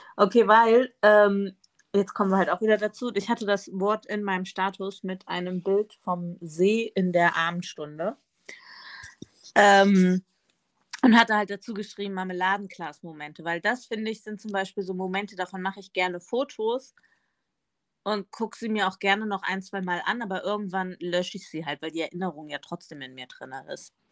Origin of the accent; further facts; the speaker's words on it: Northern Hesse, Germany; in Nordhessen, da wo ich aufgewachsen bin, sagen wir immer ne